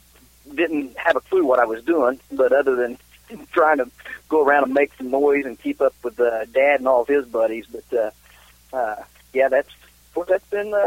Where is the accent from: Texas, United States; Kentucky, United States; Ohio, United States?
Kentucky, United States; Nancy; my brother and I, he's the other part of the founding member of this band, and we grew up down in Somerset, Kentucky, just outside of Somerset, a little town called Nancy.